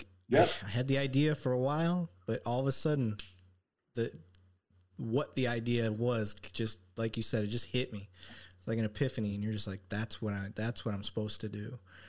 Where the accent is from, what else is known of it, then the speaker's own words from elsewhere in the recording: Flint, Michigan, United States; now in Texas, United States; I grew up in Michigan